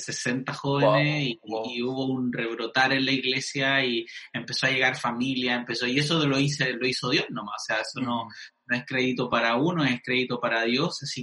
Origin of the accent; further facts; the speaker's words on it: Arica, Arica y Parinacota, Chile; born there; em, nací en Arica, em, mis papás fueron pastores